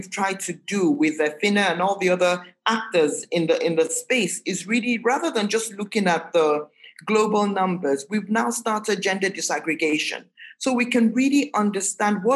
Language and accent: English; Nigeria; as Nigerian and as Nigerianness as we can get, we're still a very heterogeneous society in general